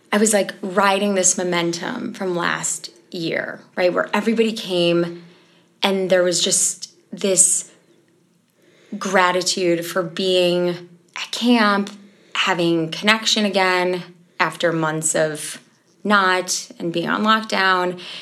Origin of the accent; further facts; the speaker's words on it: Chicago, Illinois, United States; I'm from Chicago, Illinois